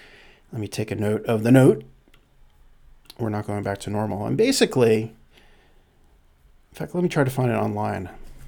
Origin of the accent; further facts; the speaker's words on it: Canada; now in United States